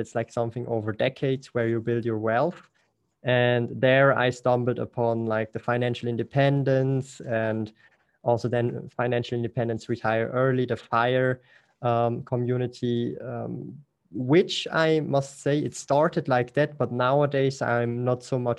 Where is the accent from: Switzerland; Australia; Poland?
Switzerland; German-speaking Switzerland; English is a second language; Because like I'm from the Swiss German part, so I speak Swiss German and German.